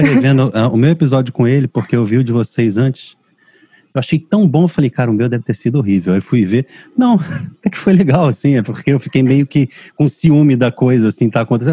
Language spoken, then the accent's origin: Portuguese; Rio de Janeiro, Brazil; Eu casei com uma cearense, sou carioca